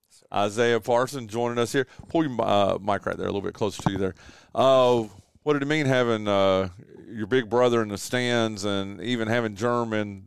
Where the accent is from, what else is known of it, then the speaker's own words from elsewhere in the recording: Wilkes County, North Carolina, United States; I grew up in Wilkes County, which is just, you know, right up the road from you guys, northwest of.